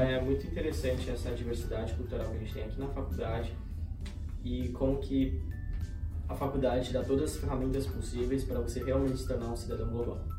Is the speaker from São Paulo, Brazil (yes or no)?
yes; São Paulo, Brazil; moved away as an adult; now in United States; eu sou de São Paulo, me formei no Colégio Bandeirantes